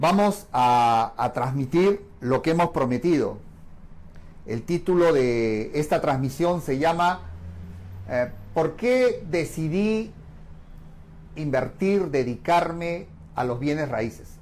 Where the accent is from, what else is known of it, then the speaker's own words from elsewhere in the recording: Lima, Peru; los que somos de acá de Perú, Lima